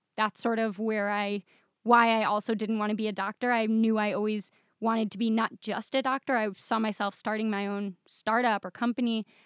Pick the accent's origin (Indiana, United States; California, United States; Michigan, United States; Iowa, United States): Michigan, United States; moved away as an adult; now in Israel; I grew up in Michigan